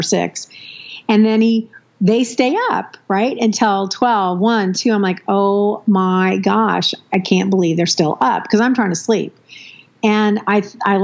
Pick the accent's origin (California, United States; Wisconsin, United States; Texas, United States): California, United States; San Diego; moved away; family that I was raised with down in the San Diego, California area